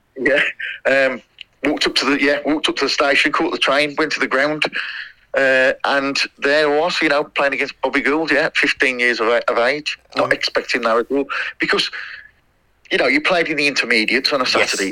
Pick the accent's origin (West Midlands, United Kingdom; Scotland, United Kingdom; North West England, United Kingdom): West Midlands, United Kingdom; Tipton; I was from I was from Great Bridge in Tipton, so I was playing for that area